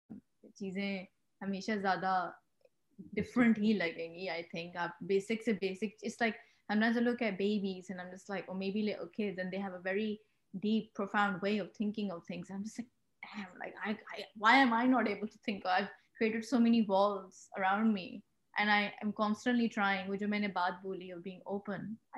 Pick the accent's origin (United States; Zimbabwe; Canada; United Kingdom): United Kingdom; England; But from where I stood, or from when I came from England, I was like, they're kids younger than me who own companies right now